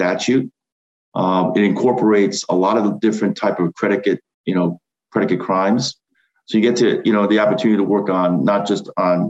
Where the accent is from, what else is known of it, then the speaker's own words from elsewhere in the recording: Rhode Island, United States; I mean, I'm from Rhode Island